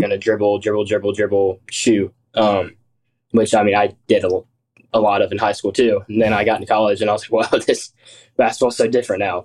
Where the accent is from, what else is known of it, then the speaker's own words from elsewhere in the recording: Columbus, Georgia, United States; I'm from Columbus, Georgia.